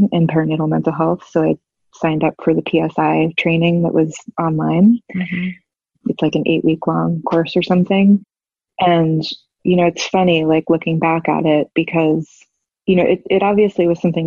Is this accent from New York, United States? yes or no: yes; New York City, New York, United States; moved away as an adult; now in Savannah, United States; I'm from New York City, and I've lived there most of my life, and we moved to Savannah, Georgia